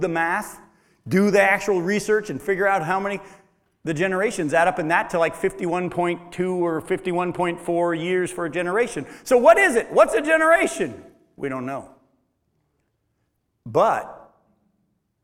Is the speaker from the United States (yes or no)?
yes; Milton, New Hampshire, United States; I was raised in Milton, New Hampshire